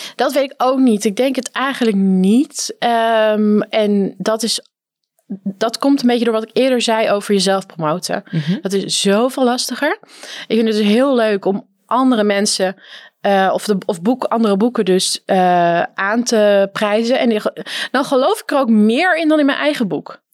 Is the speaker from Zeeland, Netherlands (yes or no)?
no; North Holland, Netherlands; ik kom uit Noord-Holland